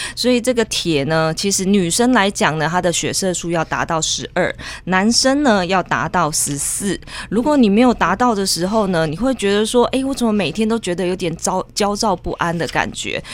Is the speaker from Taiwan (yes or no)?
yes; southern Taiwan, Taiwan; 我们身在南部真的是太幸福了